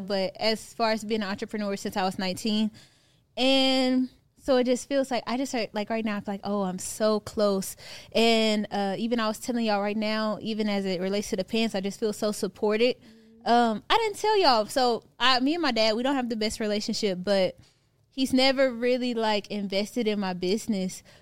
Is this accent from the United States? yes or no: yes; Houston, Texas, United States; moved away as an adult; now in Atlanta, United States; at the time I'm from Houston